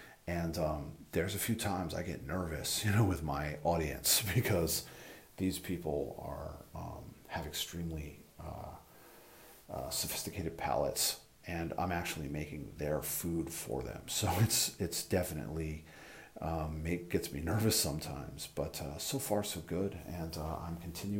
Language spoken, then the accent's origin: English; an hour or two outside New York City, Northeast, United States; I grew up in the Northeast. My whole family's from New York City. I grew up, you know, an hour or two outside the city.